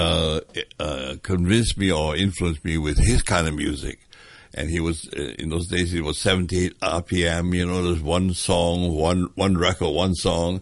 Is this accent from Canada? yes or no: no; Hong Kong; I was born in Hong Kong, in Wan Chai Road